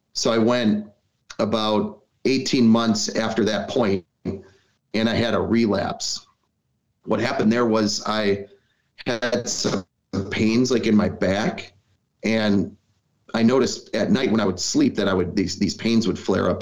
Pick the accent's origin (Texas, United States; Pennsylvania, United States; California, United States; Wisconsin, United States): Wisconsin, United States; Milwaukee; I, am born in Milwaukee. Um, I've got deep roots here